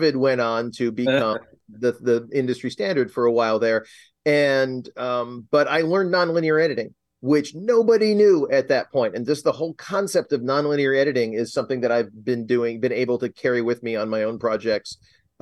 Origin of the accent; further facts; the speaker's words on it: Rochester, New York, United States; moved away as an adult; I'll go back to my hometown for a little while. And it was this is Rochester, New York